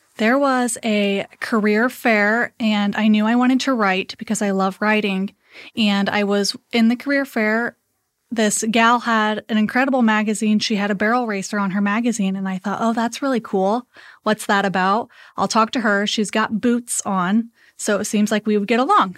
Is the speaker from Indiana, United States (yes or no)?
yes; Columbia City, Indiana, United States; I grew up in Columbia City